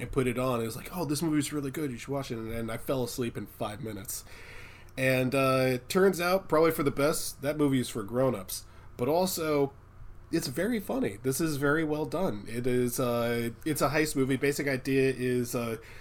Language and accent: English; Poolesville, Maryland, United States; I've worked on farms before because I'm from Poolsville.